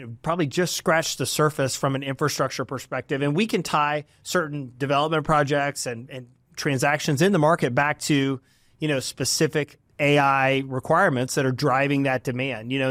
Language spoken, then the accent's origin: English; Dallas, Texas, United States; also born or lived in Waco, Texas; I'm from the Dallas area and grew up here